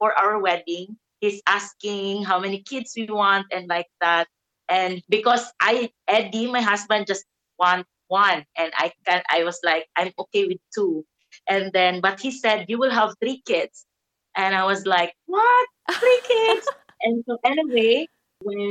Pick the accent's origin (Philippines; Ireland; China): Philippines; Davao City, Davao Region; I'm from the Philippines in Davao City.